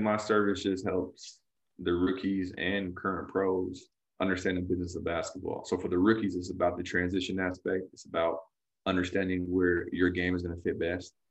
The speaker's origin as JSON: {"language": "English", "region": "California", "country": "United States", "said": "I'm from California"}